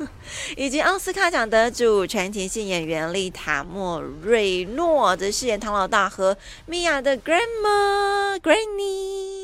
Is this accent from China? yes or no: no; Taiwan; 所以我们台湾人自己要加油一下哈